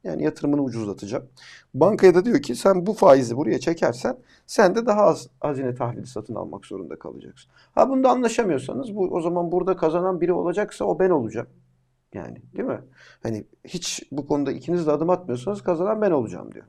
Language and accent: Turkish; Amasya, Turkey; ben e, Amasya'da doğdum büyüdüm